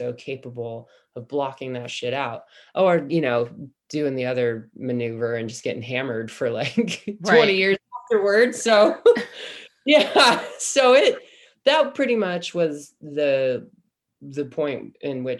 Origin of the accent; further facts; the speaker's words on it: Humboldt County, Northern California, United States; growing up in Humboldt County in Northern California